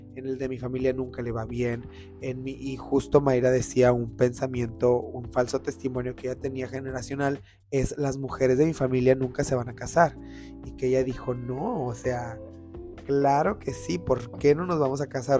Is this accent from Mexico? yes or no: yes; Mexico; somos personas que estamos del tingo al tango todo el día como mexicanos